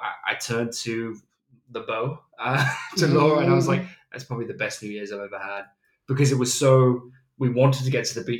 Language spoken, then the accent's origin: English; Nottingham, East Midlands, United Kingdom; moved away; also born or lived in Kent / Wirral; I was born in the East Midlands in a place called Nottingham.